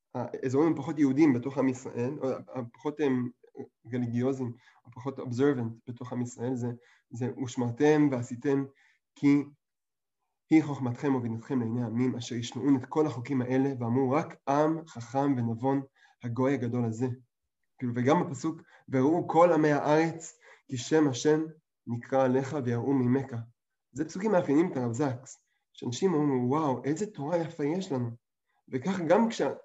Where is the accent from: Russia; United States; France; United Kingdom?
United Kingdom; England; moved away; אני גדלתי באנגליה